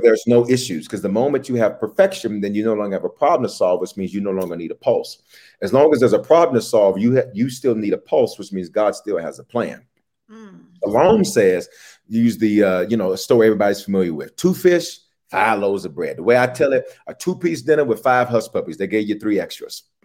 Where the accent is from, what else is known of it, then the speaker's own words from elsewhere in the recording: Memphis, Tennessee, United States; also born or lived in Denver, Colorado; now in Atlanta, United States; I was born in Denver, raised in Memphis, reared in Memphis, and then returned